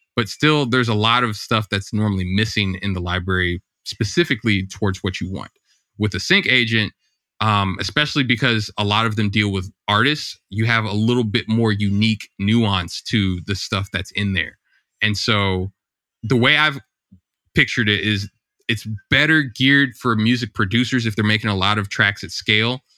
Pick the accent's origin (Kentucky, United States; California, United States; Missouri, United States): Missouri, United States; St. Louis; I grew up in Saint Louis, Missouri, in the States